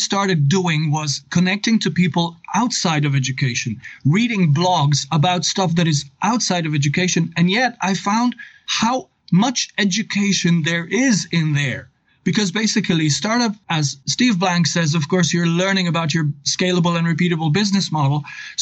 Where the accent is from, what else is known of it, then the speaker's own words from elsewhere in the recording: Novo Mesto, Southeast Slovenia, Slovenia; English is a second language; I come from Slovenia. I've taught English for 21 years at the Novo Mesto Gymnasium. The Novo Mesto is my town